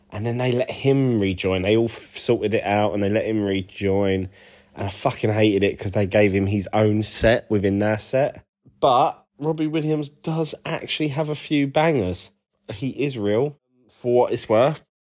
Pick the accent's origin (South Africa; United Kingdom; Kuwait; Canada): United Kingdom; now in United States; What about, I've now got a green card. I'm actually a Brit who's moved.